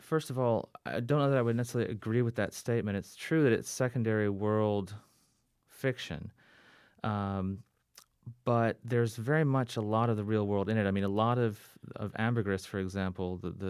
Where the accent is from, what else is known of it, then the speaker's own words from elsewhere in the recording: Fiji; We grew up overseas in the Fiji Islands because my parents were in the Peace Corps, and then we traveled overseas quite a bit as well, all over the world, basically.